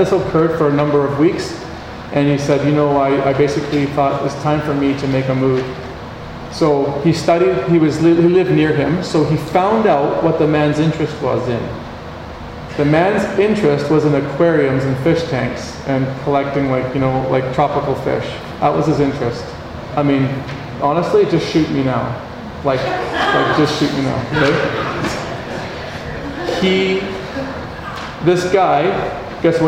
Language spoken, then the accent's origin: English; Canada; I'm from Canada